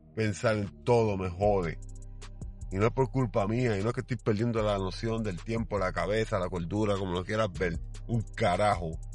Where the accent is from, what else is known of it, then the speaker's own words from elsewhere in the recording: Puerto Rico; Mi pueblo, por más problemas que tenga, no es guerrillero. Es un maldito pueblo pacifista. Y sí, hay un crimen bien alto aquí en Puerto Rico